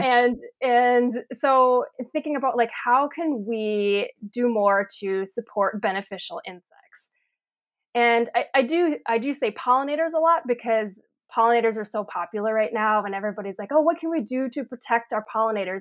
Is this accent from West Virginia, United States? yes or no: no; Sheboygan County, Wisconsin, United States; So we're in Sheboygan County, so over kinda close to Lake Michigan. And yes, this is the farm that I grew up on.